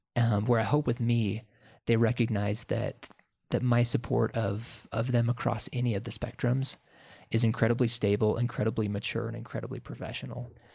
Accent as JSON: {"language": "English", "town": "Sandpoint", "region": "Idaho", "country": "United States", "tie": "born or raised there", "moved": "yes", "said": "I grew up in Sandpoint, Idaho"}